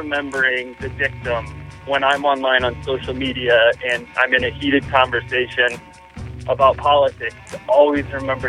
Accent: Iowa, United States; moved away as an adult; now in Colorado, United States; So I've lived in Colorado for 17 years now, but I'm from Iowa. I'm from a small little town in Iowa. It's like the hog capital of the Midwest.

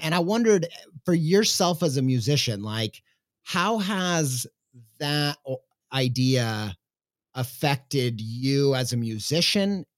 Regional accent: United States; as an American

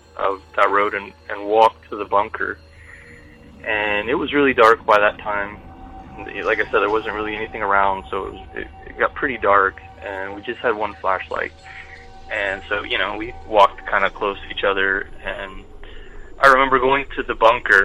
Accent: southern Ohio, United States; I grew up in a pretty small southern Ohio town.

